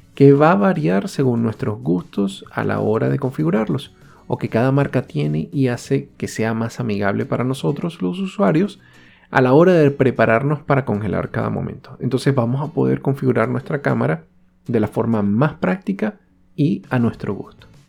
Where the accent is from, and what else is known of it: Venezuela; moved away